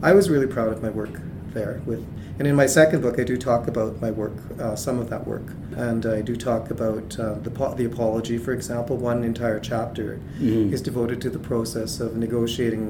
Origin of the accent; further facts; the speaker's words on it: Alberta, Canada; I'm Cree from Alberta